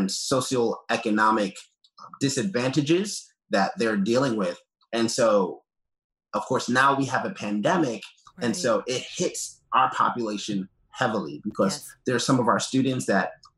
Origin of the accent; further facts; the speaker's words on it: New York City, New York, United States; also born or lived in Brooklyn, New York; I grew up in Queens, New York.